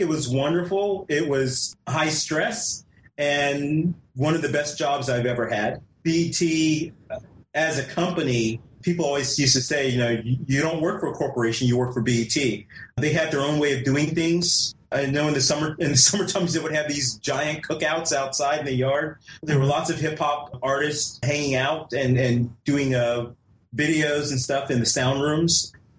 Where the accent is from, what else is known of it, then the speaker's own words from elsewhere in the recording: California, United States; born there; Well, I was born in California. I was an Air Force brat. I was born in California, and so heading back out to West Coast just really intrigued me.